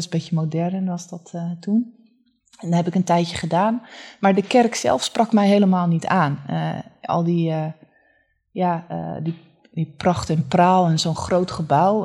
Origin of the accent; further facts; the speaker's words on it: Haarlem, North Holland, Netherlands; also born or lived in Leiden; ben geboren en getogen in Haarlem